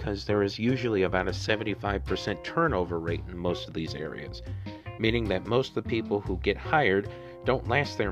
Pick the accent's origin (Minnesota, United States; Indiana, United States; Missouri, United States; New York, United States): Missouri, United States; my home state of Missouri